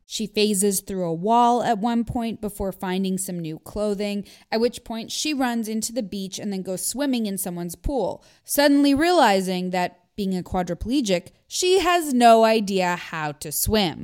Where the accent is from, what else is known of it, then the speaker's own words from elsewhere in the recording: Canada; I grew up in Canada where we use the metric system